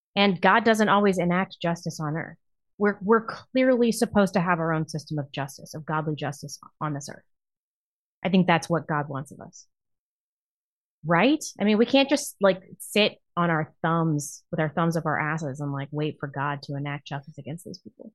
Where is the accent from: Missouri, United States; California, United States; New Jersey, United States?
Missouri, United States; Chesterfield; I grew up in Chesterfield. That is St. Louis County.